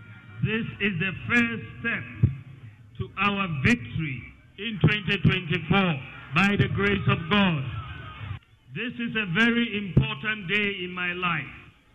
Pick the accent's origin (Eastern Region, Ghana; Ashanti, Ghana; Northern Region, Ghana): Northern Region, Ghana; Tamale; I have walked to school growing up in Moshizongo in Tamale.